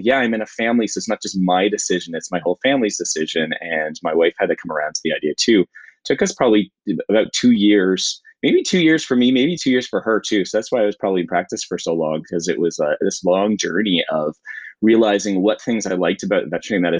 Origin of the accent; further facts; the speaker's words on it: Niagara region, Ontario, Canada; now I still live here and work in the community where I grew up